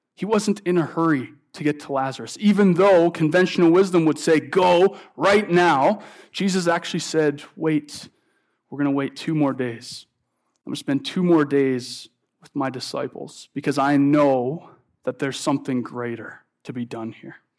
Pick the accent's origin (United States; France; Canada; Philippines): Canada; St. Albert, Alberta; moved away; I'm originally from Edmonton area, and so if you know where Saint Albert is, I was up visiting my mom in Saint Albert.